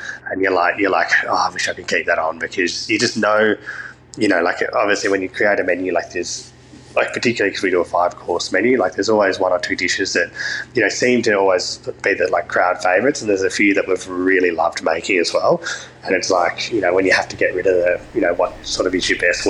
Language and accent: English; Brighton, Victoria, Australia; So I grew up in Brighton in Melbourne